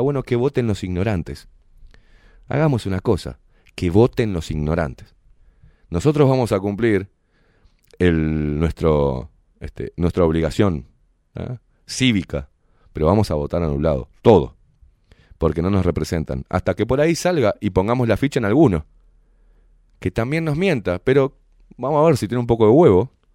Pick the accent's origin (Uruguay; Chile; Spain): Uruguay; unirnos como uruguayos